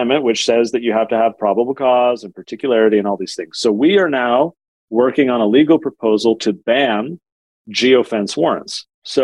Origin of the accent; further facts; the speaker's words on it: San Diego, California, United States; now in Utah, United States; I live in Utah now. I'm from San Diego